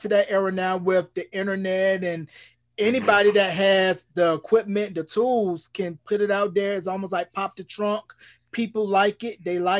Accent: North Carolina, United States; my home state, North Carolina

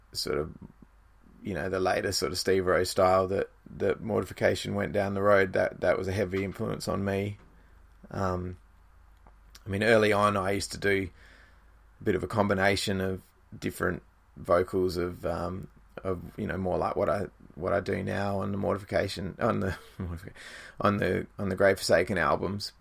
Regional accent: Australia; ourselves being an Australian band

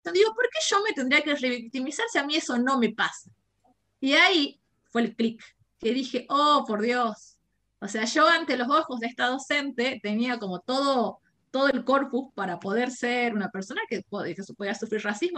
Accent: Jujuy, Argentina; soy de Jujuy, tengo 27 años.

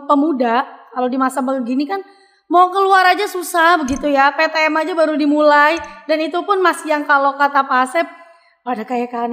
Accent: Papua, Indonesia; tapi kita orang orang Papua yang sama-sama katanya Indonesia tapi bahasa kita tuh yang diambil dikit.

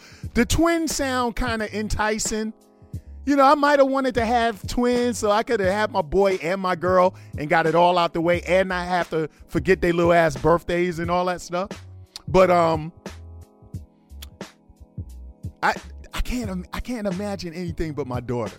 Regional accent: New York City, New York, United States; moved away as an adult; I'm born and bred in New York, but I wouldn't move back to New York

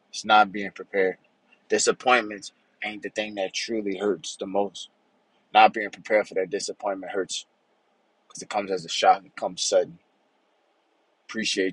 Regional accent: Louisiana, United States; moved away as an adult; I'm from Louisiana. Growing up, hurricanes was a major thing in Louisiana

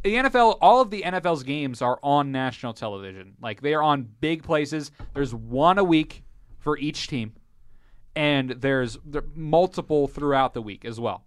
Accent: Fort Wayne, Indiana, United States; I'm from Fort Wayne

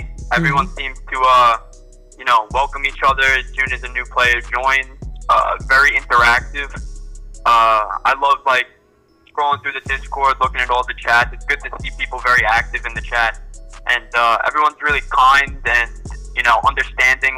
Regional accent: New York, United States; I'm from New York

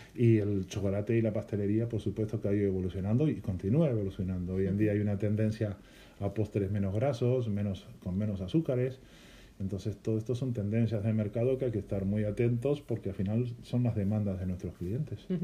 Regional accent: Galicia, Spain; yo vengo de Galicia, que es una zona de mucho pan

